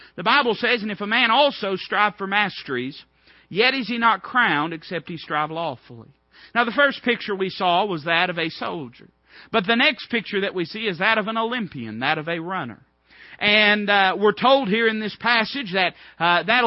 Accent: United States; I'm not saying I'm not an American

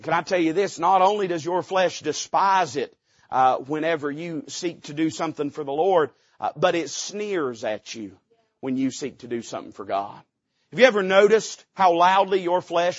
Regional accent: Appalachia, United States; I'm an Appalachian American

